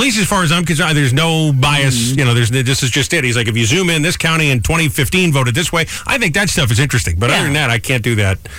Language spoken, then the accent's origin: English; Rhode Island, United States; now in New Jersey, United States; my home state of Rhode Island